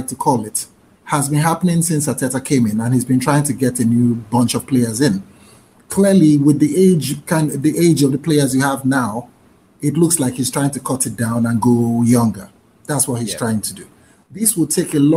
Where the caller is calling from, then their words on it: Nigeria; I'm calling from Nigeria.